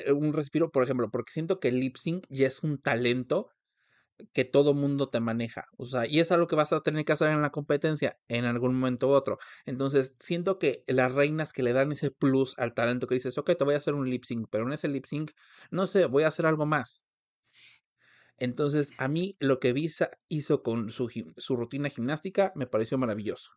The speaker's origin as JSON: {"language": "Spanish", "country": "Mexico", "said": "nosotros como mexicanos"}